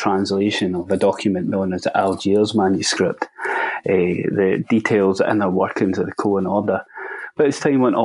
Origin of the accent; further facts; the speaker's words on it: Scotland, United Kingdom; I'm a Scottish Masonic researcher.